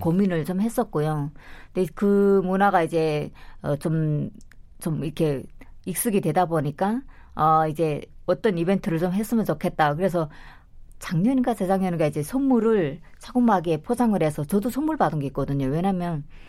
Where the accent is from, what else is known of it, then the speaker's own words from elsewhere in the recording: North Korea; now in South Korea; 저도 탈북할 때